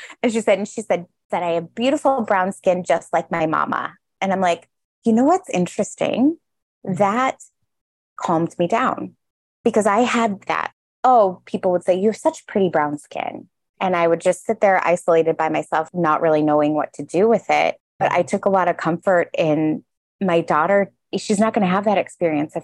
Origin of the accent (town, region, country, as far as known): Chicago, Illinois, United States; born or raised there